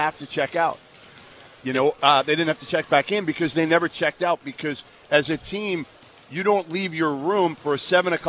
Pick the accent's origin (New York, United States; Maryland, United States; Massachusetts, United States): Massachusetts, United States; Boston; I grew up around here. I grew up in Boston.